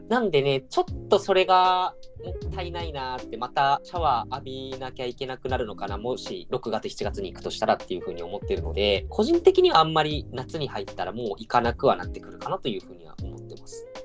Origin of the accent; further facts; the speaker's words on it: Kitanagoya, Aichi, Japan; 僕らの地元で龍泉寺の湯